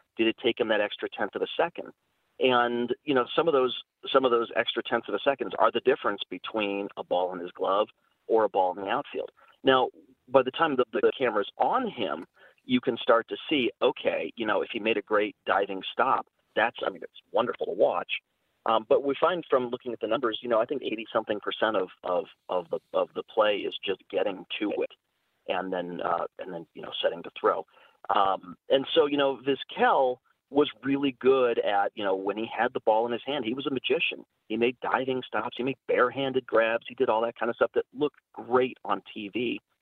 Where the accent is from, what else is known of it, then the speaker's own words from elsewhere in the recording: Cleveland, Ohio, United States; I grew up in Cleveland